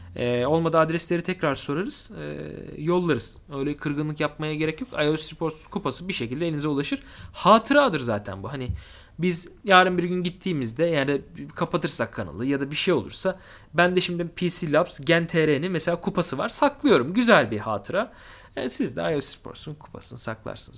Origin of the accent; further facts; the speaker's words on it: Mersin, Turkey; ben Mersinli biri olarak